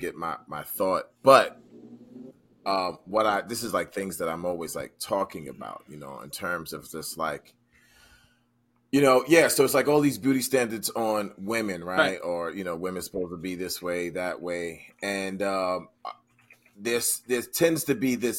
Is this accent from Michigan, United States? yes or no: no; New York, United States; me being a New Yorker